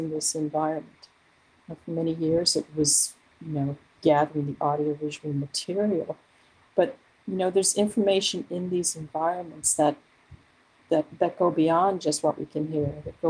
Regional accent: Newfoundland and Labrador, Canada; moved away; I am originally from Newfoundland, so I have a link to the landscape of that place

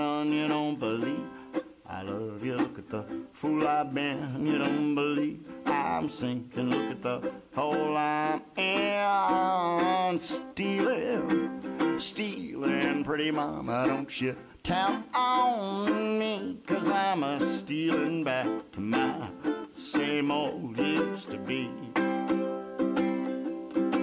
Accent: Ohio, United States; moved away; We grew up together in Ohio.

